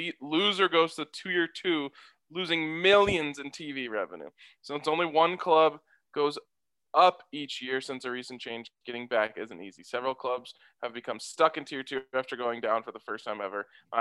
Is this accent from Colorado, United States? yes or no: yes; Denver, Colorado, United States; I mean, I grew up in the city, in downtown Denver.